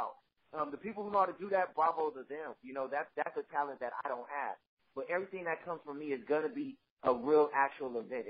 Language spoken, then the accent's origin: English; Los Angeles, California, United States; I'm from South Central